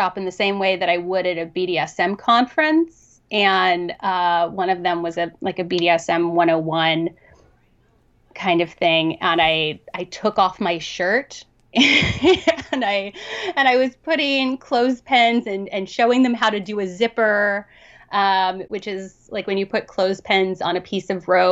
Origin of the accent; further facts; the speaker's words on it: Southern Ohio, United States; I grew up in Southern Ohio